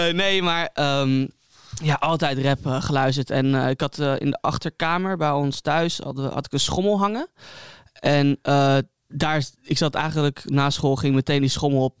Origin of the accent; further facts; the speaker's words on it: Hilversum, North Holland, Netherlands; moved away as an adult; now in Amsterdam, Netherlands; geboren en getogen in Hilversum